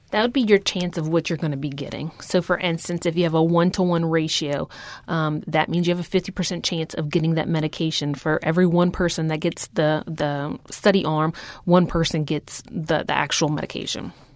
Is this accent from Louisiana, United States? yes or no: yes; Houma, Louisiana, United States; moved away as an adult; now in New Orleans, United States; I grew up in Houma, Louisiana. I came here for nursing school and haven't left since. I'm now transplanted in New Orleans.